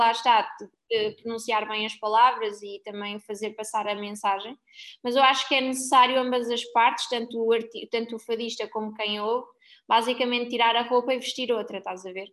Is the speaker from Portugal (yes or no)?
yes; Coimbra, Centro, Portugal; moved away as an adult; now in Lisbon, Portugal; eu fui para Lisboa, eu sou de Coimbra